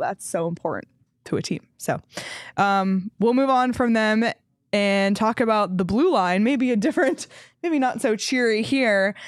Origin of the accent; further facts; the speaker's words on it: Toronto, Ontario, Canada; now in Arizona, United States; my hometown team, the Raptors